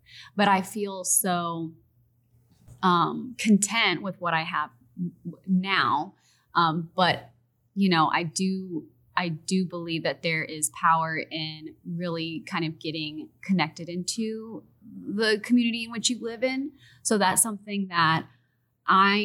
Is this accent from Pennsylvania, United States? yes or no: no; Houston, Texas, United States; also born or lived in Pittsburgh; in Houston, we don't have a lot of twang. Like, at least where I was born and raised, there's not a lot of twang